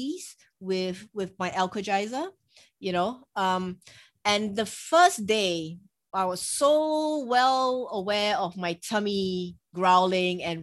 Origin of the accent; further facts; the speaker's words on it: Singapore; I'm Asian, I'm from Singapore